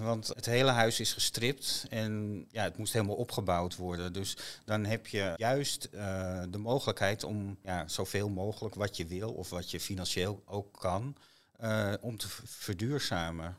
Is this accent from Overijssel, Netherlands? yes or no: no; IJmuiden, North Holland, Netherlands; moved away as an adult; also born or lived in Zandvoort; now in Nuth, Netherlands; Ik ben eh, geboren en getogen in Amuiden